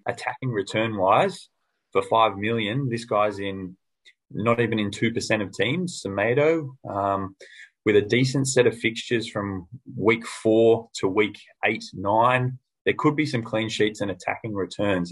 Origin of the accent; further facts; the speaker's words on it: Australia; I'm an Aussie.